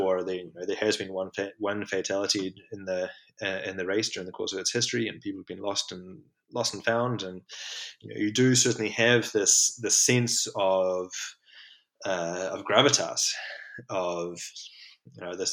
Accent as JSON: {"language": "English", "country": "New Zealand", "tie": "born or raised there", "said": "growing up in New Zealand"}